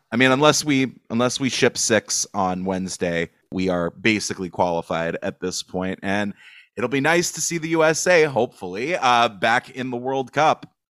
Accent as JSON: {"language": "English", "town": "Los Angeles", "region": "California", "country": "United States", "said": "I'm from Los Angeles"}